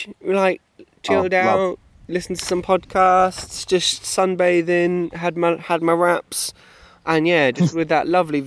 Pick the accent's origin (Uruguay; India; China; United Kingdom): United Kingdom; England; I'm English